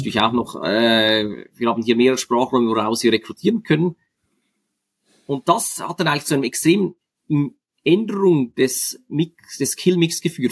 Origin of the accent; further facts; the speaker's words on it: Switzerland; als Schweizer kenne ich gut das Milizpolitiksystem